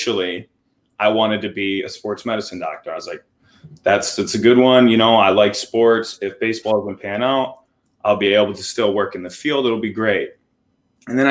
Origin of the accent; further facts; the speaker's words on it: Armada, Michigan, United States; I'm from Michigan.